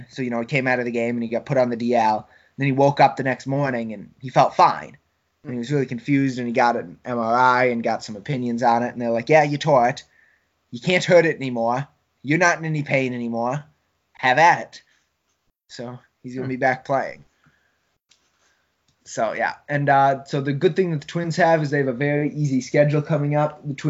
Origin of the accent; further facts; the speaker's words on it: Coon Rapids, Minnesota, United States; a team from my hometown is in the Little League World Series. Shout out to Coon Rapids Andover Little League